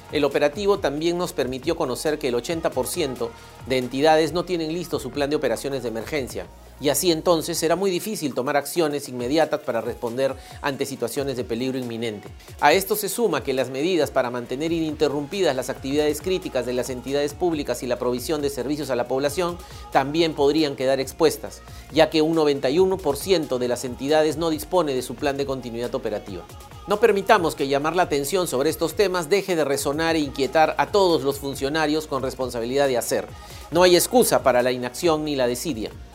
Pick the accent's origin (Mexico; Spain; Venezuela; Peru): Peru; nuestro bienestar como peruanas y peruanos